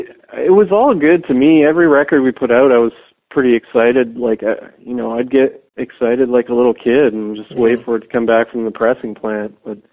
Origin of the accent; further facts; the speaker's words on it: Canada; at first I'd be like, well, you know, I'm from Canada, and, you know, I don't really have great distro over in the U.S., because no one was really interested in distroing a Canadian hardcore label then.